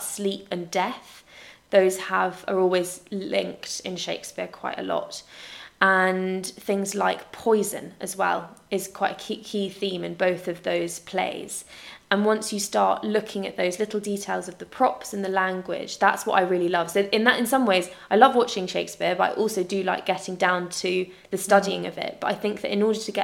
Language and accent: English; United Kingdom; we're British